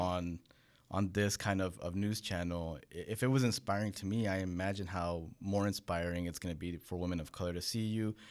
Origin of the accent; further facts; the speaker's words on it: California, United States; born in California, but I'm the first generation American